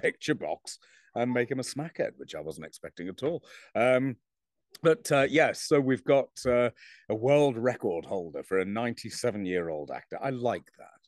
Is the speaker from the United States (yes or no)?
no; England, United Kingdom; I'm English